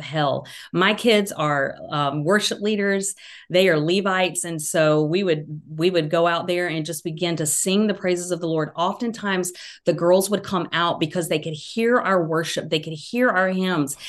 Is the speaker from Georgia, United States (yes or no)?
yes; Georgia, United States; accent: Southern; now in North Carolina, United States; I grew up in Georgia, live in North Carolina now